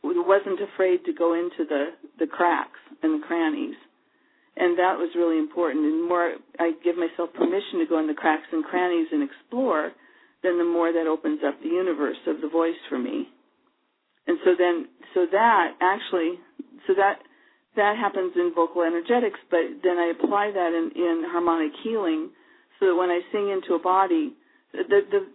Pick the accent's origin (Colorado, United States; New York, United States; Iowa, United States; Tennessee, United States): Iowa, United States; also born or lived in Hawaii; now in Portland, United States; I was growing up in Iowa, which is about as far away from the ocean as you can get